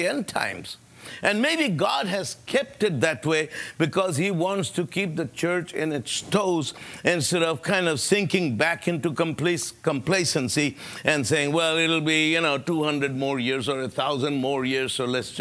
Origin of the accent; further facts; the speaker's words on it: United States; I'm an American